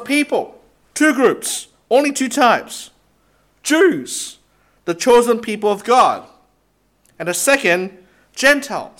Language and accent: English; Singapore; moved away; I come from Singapore as well.